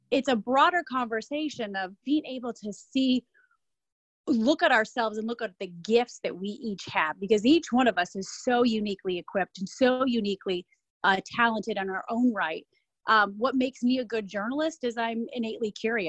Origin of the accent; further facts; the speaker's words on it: Michigan, United States; moved away as an adult; also born or lived in Ohio / Chicago; now in New York, United States; Born and raised in Michigan, went to school in Ohio, lived in Ohio for 12 years after high school, then lived in Chicago for 6 years